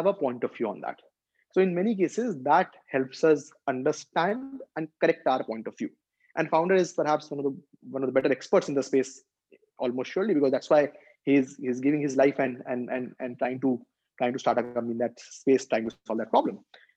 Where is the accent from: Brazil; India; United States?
India; as Indian investors